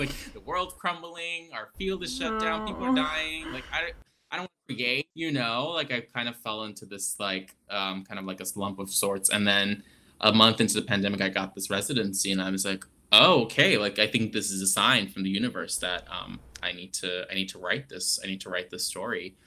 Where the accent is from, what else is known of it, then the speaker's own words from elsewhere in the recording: Adana, Turkey; moved away; I grew up in Adana, which is on the southern end of Turkey, right on the Mediterranean Sea, very close to Cyprus.